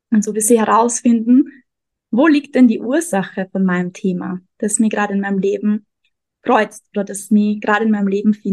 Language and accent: German; Austria; also born or lived in Vienna; now in Mexico; Ich komme aus Österreich, habe lange in Wien gelebt und lebe jetzt gerade seit einem Jahr ungefähr in Mexiko.